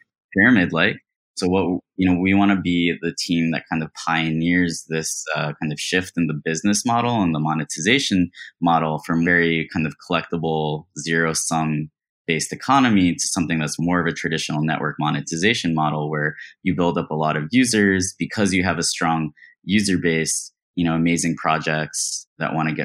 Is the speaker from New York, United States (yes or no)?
yes; New York, United States; moved away; I'm actually a New Yorker.